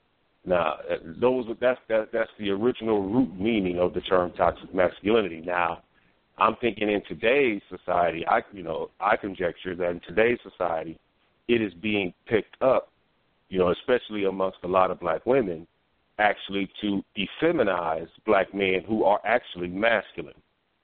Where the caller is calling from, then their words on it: Nebraska, United States; I'm calling from Nebraska.